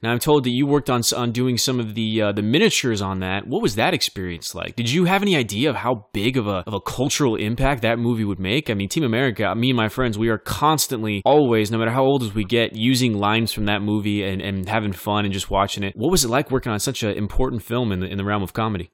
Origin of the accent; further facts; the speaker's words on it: Bakersfield, California, United States; I grew up in Bakersfield, California